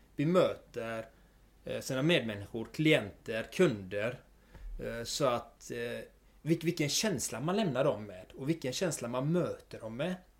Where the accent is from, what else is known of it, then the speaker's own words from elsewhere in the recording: Gothenburg, Västra Götaland, Sweden; jag är född och uppvuxen i Göteborg. Eh, bott här i stort sett hela mitt liv